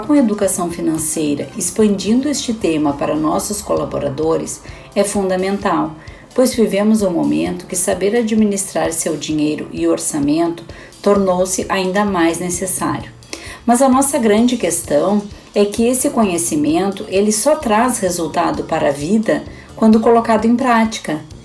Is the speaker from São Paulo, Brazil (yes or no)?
no; Cachoeira do Sul, Rio Grande do Sul, Brazil; moved away as an adult; now in Porto Alegre, Brazil; sou natural de Cachoeira do Sul, mas resido em Porto Alegre há 30 anos